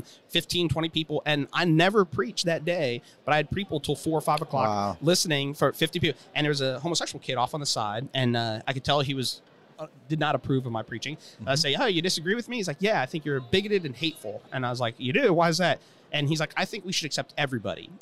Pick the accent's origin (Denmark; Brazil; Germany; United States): United States; Cleveland, Ohio; I just grew up outside of Cleveland